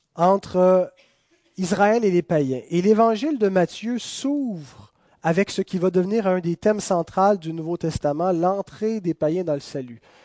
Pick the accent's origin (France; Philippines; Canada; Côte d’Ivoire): Canada; Quebec; Nous sommes citoyens de ce pays, nous sommes des Canadiens, nous sommes des Québécois